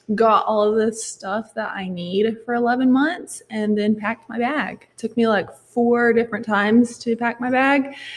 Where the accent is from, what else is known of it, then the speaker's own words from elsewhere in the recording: Goldsboro, North Carolina, United States; I'm from Goldsboro, North Carolina.